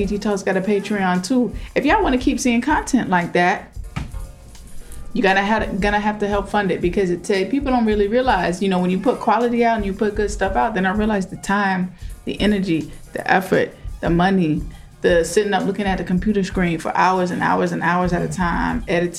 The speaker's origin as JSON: {"language": "English", "region": "the South", "country": "United States", "said": "You know, people make fun of how we talk, particularly if we're like from the South and stuff like that too."}